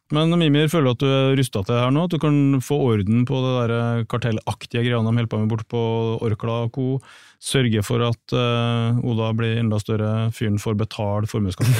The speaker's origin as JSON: {"language": "Norwegian", "town": "Trondheim", "region": "Trøndelag", "country": "Norway", "said": "nå er jeg fra Trondheim"}